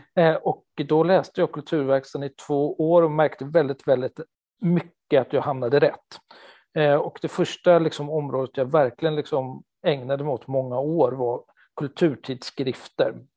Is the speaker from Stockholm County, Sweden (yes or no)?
yes; Stockholm, Stockholm County, Sweden; moved away as an adult; now in Gothenburg, Sweden; jag är en 48-årig stockholmare som har bott i Göteborg i 20 år nu